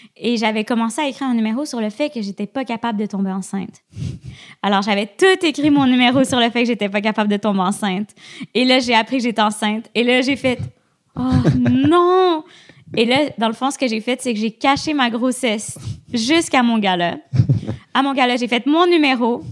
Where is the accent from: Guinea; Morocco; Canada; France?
Canada; Quebec; accent: Quebec; nous, les Québécois